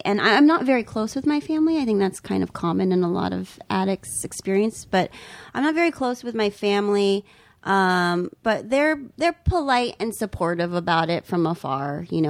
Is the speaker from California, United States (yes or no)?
yes; San Jose, California, United States; I was born in San Jose.